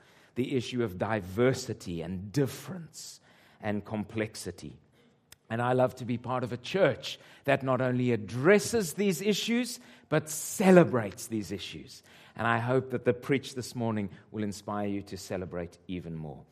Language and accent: English; Zimbabwe; moved away; my mother is Scottish and my father Portuguese, and I was born in Rhodesia. And Rhodesia became Zimbabwe